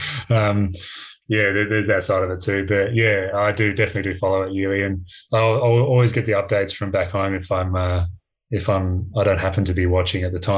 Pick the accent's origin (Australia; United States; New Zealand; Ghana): Australia; I guess obviously being Australian, it's not really something we supported growing up and things like that.